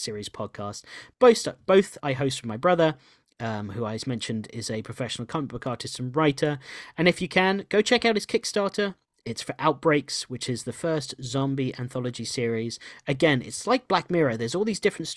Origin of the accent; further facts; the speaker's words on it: New Jersey, United States; moved away; also born or lived in England; even though we grew up in America and we lived there for so long, especially me, I lived in, you know, New Jersey and the East Coast for 17 years of my life